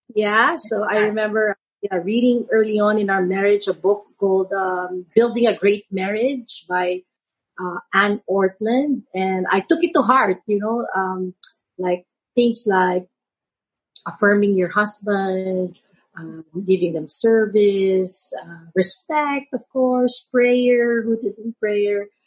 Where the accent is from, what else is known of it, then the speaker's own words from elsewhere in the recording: San Juan, Metro Manila, Philippines; I grew up in Manila San Juan, it's called